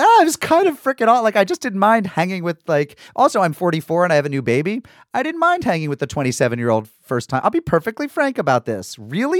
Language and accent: English; Springfield, Massachusetts, United States; also born or lived in Tribeca, New York; now in New York, United States; my hometown of Springfield, Massachusetts